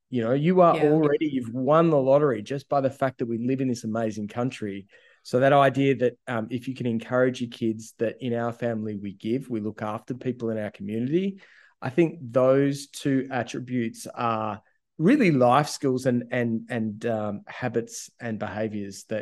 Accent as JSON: {"language": "English", "town": "Ouyen", "region": "Victoria", "country": "Australia", "tie": "born or raised there", "said": "I'm a kid from Ouyen. Like I live, I grew up in the country"}